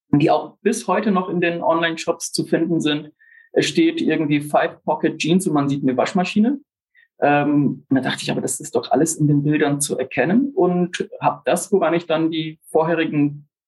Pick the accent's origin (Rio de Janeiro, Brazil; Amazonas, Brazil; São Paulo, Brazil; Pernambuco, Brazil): Amazonas, Brazil; also born or lived in Germany / England; Bin in Deutschland geboren, aufgewachsen in Brasilien, tiefsten Amazonas, in England Betriebswirtschaft studiert.